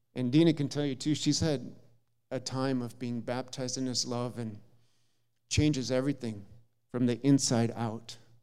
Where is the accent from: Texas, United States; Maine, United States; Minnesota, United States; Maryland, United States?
Minnesota, United States; Jackson; moved away as an adult; now in China; I was born in Jackson, Minnesota, small little town, thirty-five hundred people